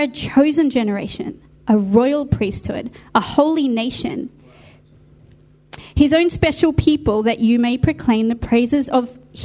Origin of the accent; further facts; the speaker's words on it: Australia; we're Australians. We're Aussies.